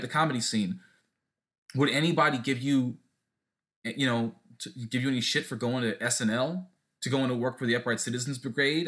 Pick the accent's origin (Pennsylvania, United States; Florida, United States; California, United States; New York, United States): California, United States; Southern; growing up in Southern California, I played for Al Camino High School